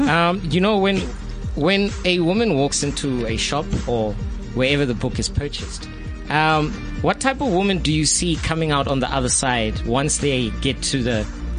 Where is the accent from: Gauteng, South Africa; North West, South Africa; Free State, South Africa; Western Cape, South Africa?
Gauteng, South Africa; Soweto; I grew up in Soweto.